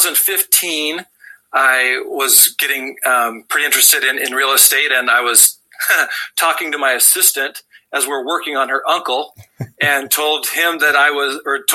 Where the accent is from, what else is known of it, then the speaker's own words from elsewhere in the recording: Southern Idaho, United States; also born or lived in Wendover, Utah; So I grew up in Southern Idaho, where I currently practice.